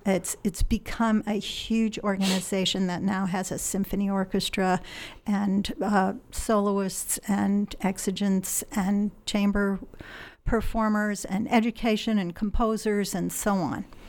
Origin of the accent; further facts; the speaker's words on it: Illinois, United States; moved away as an adult; also born or lived in Wisconsin; now in Eugene, United States; I grew up in the Midwest okay. in, in Illinois.